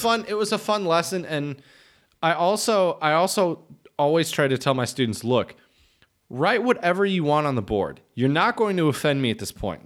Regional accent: Midwest, United States; moved away; I am a Midwesterner

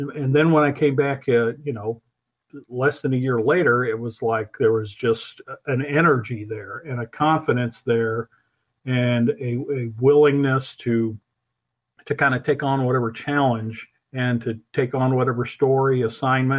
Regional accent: Missouri, United States; moved away as an adult; also born or lived in Peoria, Illinois / Wichita, Kansas; growing up in Missouri

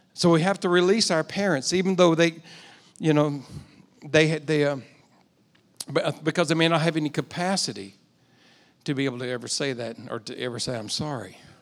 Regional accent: United States; also born or lived in Texas / Oklahoma; I grew up in Texas and Oklahoma.

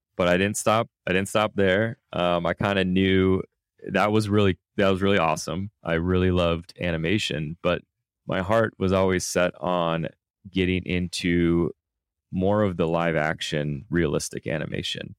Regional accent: Minnesota, United States; moved away; I grew up in Minnesota

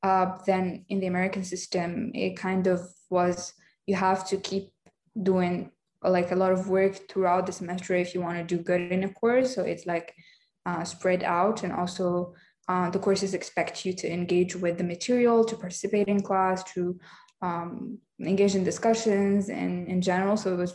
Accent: Morocco; moved away as an adult; now in Qatar; I'm a journalism sophomore at NUQ, and I'm from Morocco.

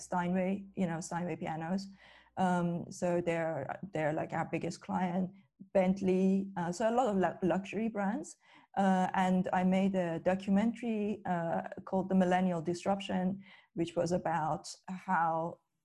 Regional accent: Iran; moved away as an adult; now in United Kingdom; growing up in Iran, I came to the UK when I was 23 in 2005.

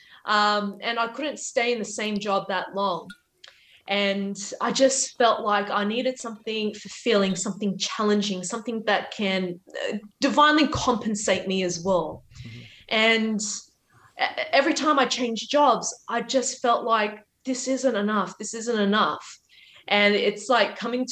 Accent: Australia; I'm a first generation Australian

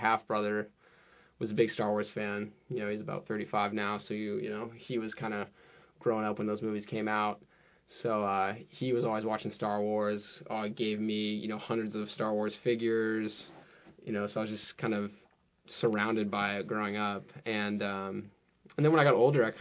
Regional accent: South Orange County, Southern California, United States; moved away; I'm from Southern California, South Orange County to be exact

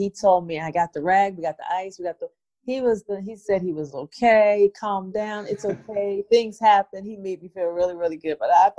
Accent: Bermuda; End up going to my hometown in Bermuda for a summit.

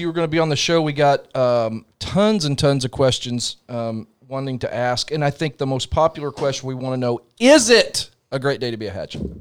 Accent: Bridgeport, Illinois, United States; In Bridgeport, Illinois, where I grew up

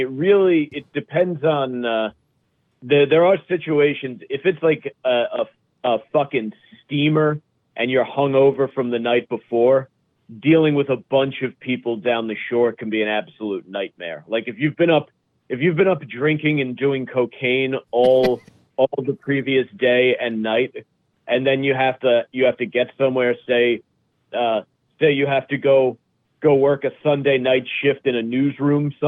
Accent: Bergen County, New Jersey, United States; I grew up in Bergen County

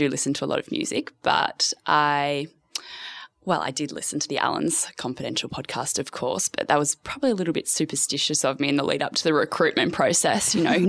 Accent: Melbourne, Victoria, Australia; I'm a very new face here, as you've said. I'm from Melbourne originally.

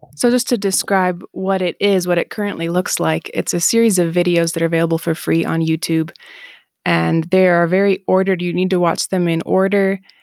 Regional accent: Southeast Michigan, United States; moved away as an adult; also born or lived in North Dakota / Colombia / Japan / Israel; now in Mexico; I'm from Michigan. I grew up in Michigan, Southeast Michigan

